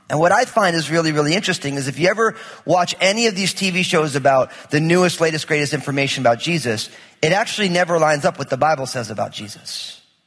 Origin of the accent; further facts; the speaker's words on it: New Jersey, United States; I'm from New Jersey, so it's like nothing's quiet